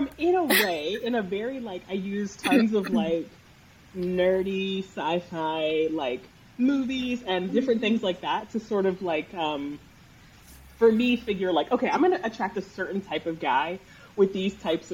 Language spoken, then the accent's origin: English; New Jersey, United States; South Jersey